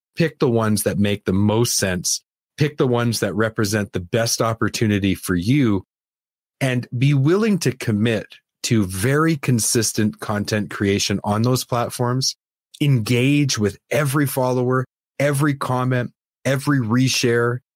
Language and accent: English; Canada; I'm Canadian